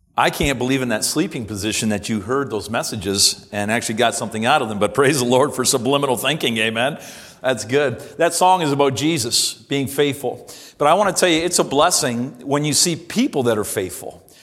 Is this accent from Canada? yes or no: yes; Simcoe, Ontario, Canada; moved away as an adult; I was born and raised here in Simcoe and attended this church from a child all the way up to college